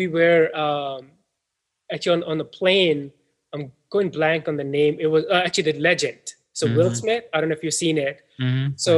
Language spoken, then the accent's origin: English; Pakistan; moved away as an adult; growing up in Pakistan